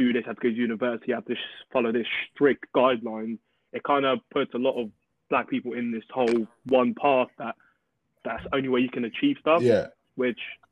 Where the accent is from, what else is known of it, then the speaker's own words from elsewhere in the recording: England, United Kingdom; also born or lived in Portugal / Angola; I grew up in England